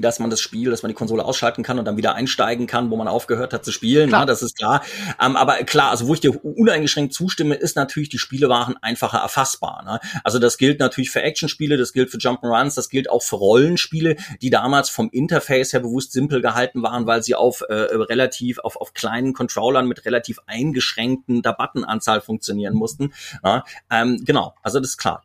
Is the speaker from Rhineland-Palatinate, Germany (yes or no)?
yes; Mainz, Rhineland-Palatinate, Germany; also born or lived in Cologne; gebürtiger Kölner in Mainz aufgewachsen